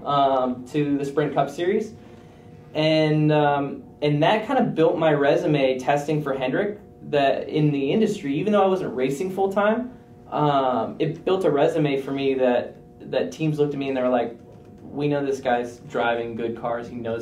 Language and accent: English; Cedar Rapids, Iowa, United States; I grew up in Iowa. I'm from Cedar Rapids, Iowa.